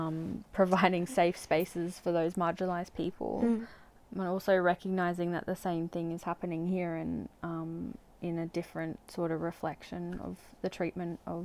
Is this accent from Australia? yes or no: yes; Australia